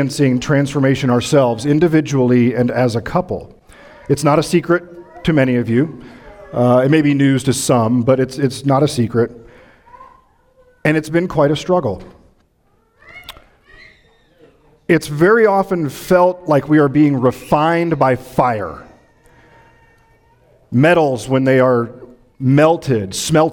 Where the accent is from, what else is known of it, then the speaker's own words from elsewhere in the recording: Midwest, United States; moved away; I'm from the Midwest, so these mornings are like home to me